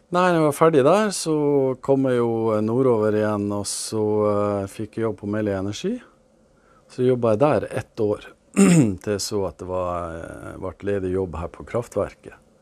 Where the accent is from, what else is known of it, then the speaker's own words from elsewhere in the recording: Glomfjord, Nordland, Norway; Oppveksten i Glomfjord